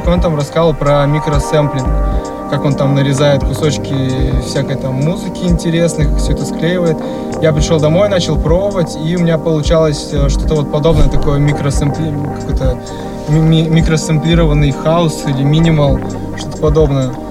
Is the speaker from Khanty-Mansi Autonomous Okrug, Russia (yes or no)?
yes; Raduzhny, Khanty-Mansi Autonomous Okrug, Russia; moved away as an adult; now in Tyumen, Russia; Ну, я родом из маленького города Радужный, который находится на севере, далеко-далеко, тысячи километров от Тюмени. В общем, я там вырос, а потом переехал учиться в Тюмень, отучился, в общем, там и остался.